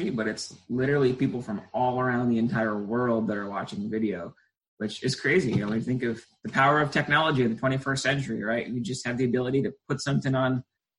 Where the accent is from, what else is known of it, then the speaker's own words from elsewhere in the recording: New Hampshire, United States; I was originally from New Hampshire, and it's cold all winter long